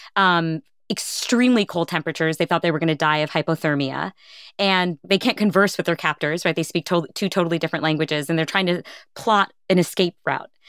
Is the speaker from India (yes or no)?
yes; India; I'm Indian